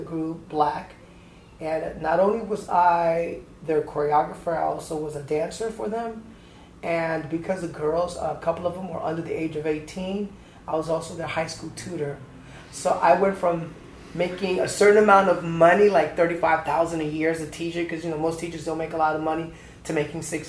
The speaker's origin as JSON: {"language": "English", "town": "Atlanta", "region": "Georgia", "country": "United States", "moved": "yes", "said": "I came from Atlanta, Georgia"}